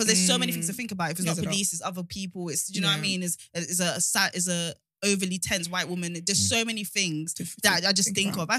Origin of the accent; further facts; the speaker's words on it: Nigeria; I'm Nigerian